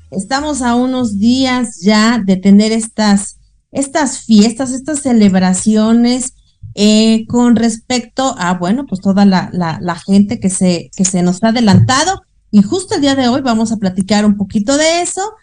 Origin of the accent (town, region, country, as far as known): Mexico